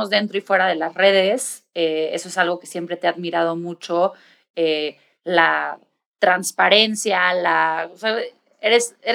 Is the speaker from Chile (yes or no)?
no; Mexico; siendo los mexicanos esta cultura